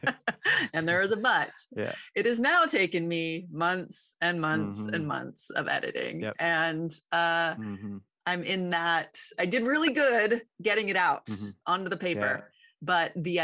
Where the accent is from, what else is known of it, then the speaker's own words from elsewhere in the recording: Ames, Iowa, United States; moved away; You're in my old hometown. Well, right outside.